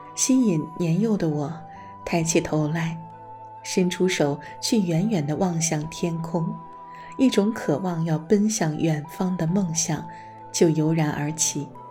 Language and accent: Chinese; Danyang, Jiangsu, China; also born or lived in Southwest China / Hainan; now in Beijing, China; 指引我从盐城回到江苏，回到生养过我的、属于我的家乡的土地上